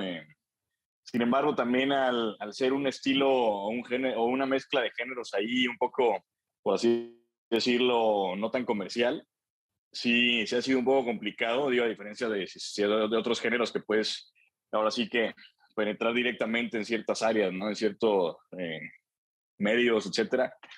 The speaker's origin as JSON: {"language": "Spanish", "town": "Celaya", "region": "Guanajuato", "country": "Mexico", "said": "allá en Celaya, yo soy de Celaya"}